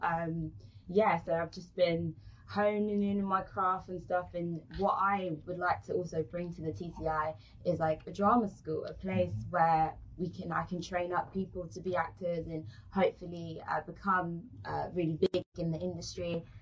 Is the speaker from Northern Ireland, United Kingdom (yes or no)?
no; London, United Kingdom; accent: British; moved away as an adult; now in Turks and Caicos Islands; in London, uh, I'm from South